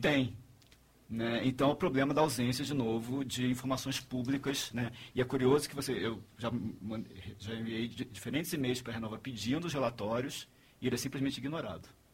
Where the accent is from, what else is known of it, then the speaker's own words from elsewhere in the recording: Rio de Janeiro, Brazil; Eu sou carioca